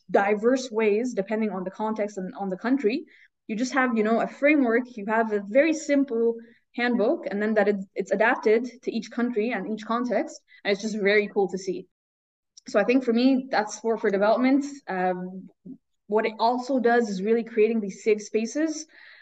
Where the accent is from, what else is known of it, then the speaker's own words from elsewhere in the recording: Egypt; moved away as an adult; now in Eschborn, Germany; I grew up in Egypt